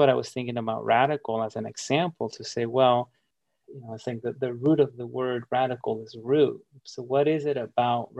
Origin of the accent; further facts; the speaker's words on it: United States; English is a second language; growing up in the United States